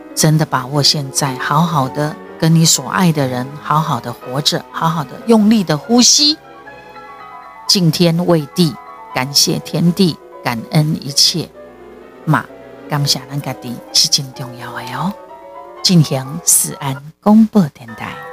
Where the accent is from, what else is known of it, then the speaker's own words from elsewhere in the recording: Taiwan; 台湾就是我的故乡，台湾就是我的家